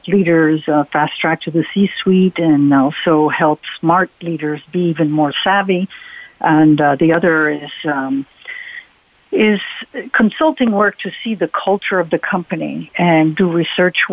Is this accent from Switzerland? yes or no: yes; Switzerland; moved away as an adult; also born or lived in Geneva, Switzerland / Spain / Italy / Germany; now in Las Vegas, United States; I'm an American and Swiss, and I grew up in Switzerland